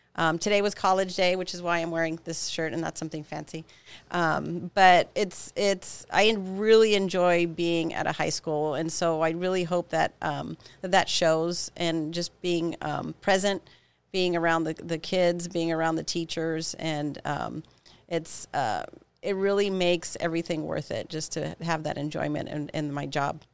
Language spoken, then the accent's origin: English; Pico Rivera, California, United States; also born or lived in Santa Cruz, California; as a child, I grew up in Pico Rivera, California, a little suburb of, of Los Angeles